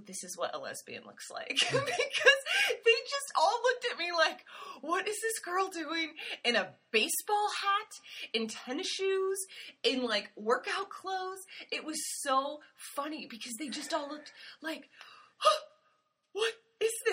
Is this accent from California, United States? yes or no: no; Seattle, Washington, United States; also born or lived in New York / Marche, Italy; now in Italy; I grew up in Seattle